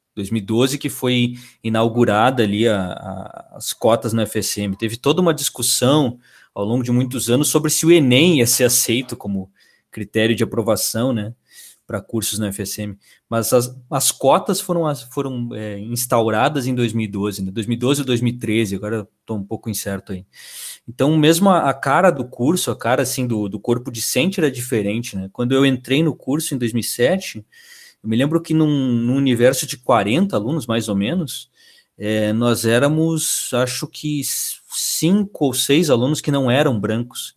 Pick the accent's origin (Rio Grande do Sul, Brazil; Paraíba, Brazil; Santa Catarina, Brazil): Rio Grande do Sul, Brazil; Uruguaiana; moved away as an adult; also born or lived in Santa Maria; eu sou natural de Uruguaiana